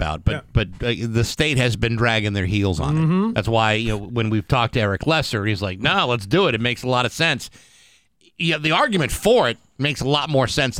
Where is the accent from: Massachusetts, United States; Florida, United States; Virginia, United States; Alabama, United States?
Massachusetts, United States; Rehoboth; moved away as an adult; now in Springfield area, United States; I grew up in Rehoboth, Mass. It's 45 minutes south of Boston.